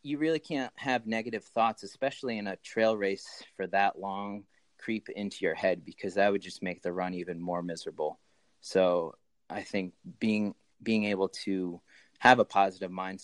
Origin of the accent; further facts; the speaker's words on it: Bolton, Connecticut, United States; moved away as an adult; also born or lived in Asuncion, Paraguay; now in Keene, United States; I grew up in Connecticut, in Bolton, Connecticut